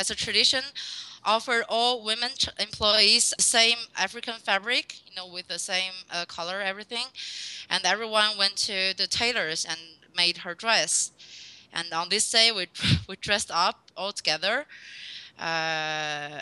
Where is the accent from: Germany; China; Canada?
China; Tianjin; English is a second language; moved away as an adult; also born or lived in Shanghai / France / Chad; now in Congo; I was born in China and grew up in China. I'm from a city, it's called Tianjin.